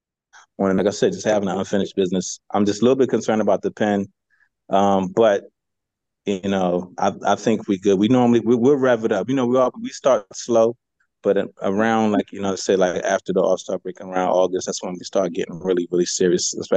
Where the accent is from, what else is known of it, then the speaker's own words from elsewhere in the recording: Philadelphia, Pennsylvania, United States; I'm from Philly